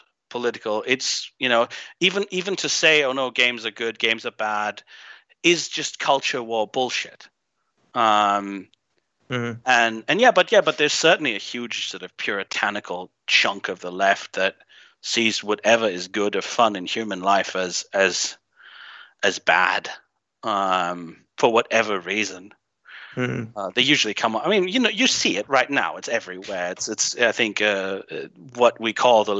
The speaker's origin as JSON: {"language": "English", "country": "Greece", "tie": "born or raised there", "also_born_or_lived": "Germany", "moved": "as an adult", "said": "I grew up in Greece. I'm half Greek. I have another bizarre accent to add to your collection of weird accents on your show, but I grew up here"}